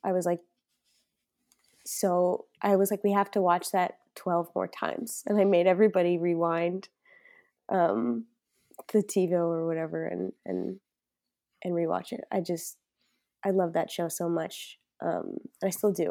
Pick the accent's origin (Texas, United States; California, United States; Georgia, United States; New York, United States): New York, United States; moved away as an adult; now in Chicago, United States; I'm originally, yeah, born and raised in New York, um, and now I'm based out of Chicago for the time being